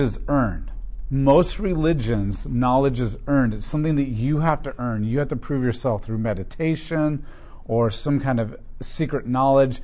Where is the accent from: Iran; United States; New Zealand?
United States; as Americans, as a church in America